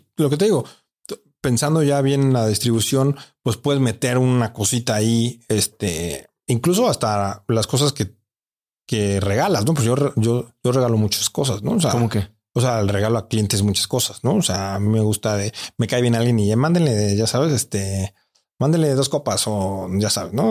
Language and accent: Spanish; Mexico; aquí en mi país